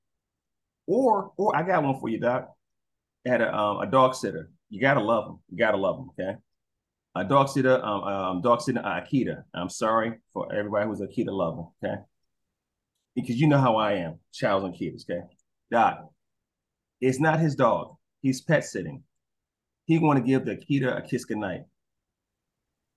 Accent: New York City, New York, United States; moved away; also born or lived in Georgia; I'm a city boy, I'm from Brooklyn

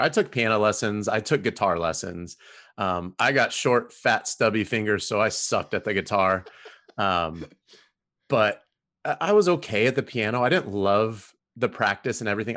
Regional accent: Southern California, United States; moved away as an adult; now in Houston, United States; I grew up in Southern California in the nineties

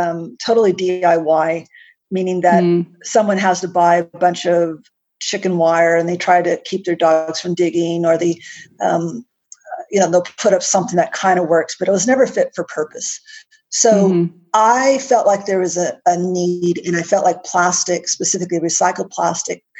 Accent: United States; accent: American; now in Canberra, Australia; Despite my American accent, I'm actually based in Canberra, Australia, which is the nation's capital.

